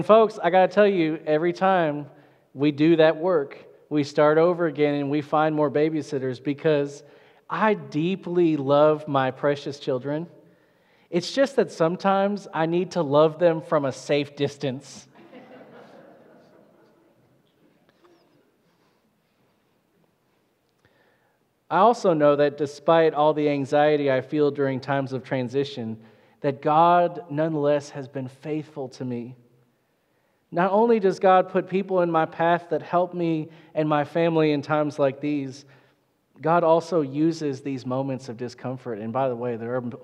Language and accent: English; Little Rock, Arkansas, United States; also born or lived in Wilmore, Kentucky / Bentonville, Arkansas / Russellville, Arkansas; now in Heber Springs, United States; so I grew up in Little Rock, which is a pretty good-sized town